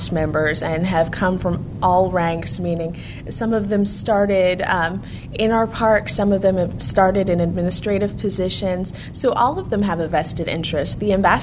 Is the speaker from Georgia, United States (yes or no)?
no; Southern California, United States; moved away; I grew up in Southern California, just in the shadows of Disneyland